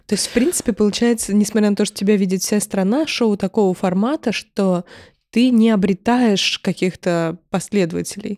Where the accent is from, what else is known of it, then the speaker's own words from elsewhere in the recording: Moscow, Russia; я вот всю жизнь живу в родном городе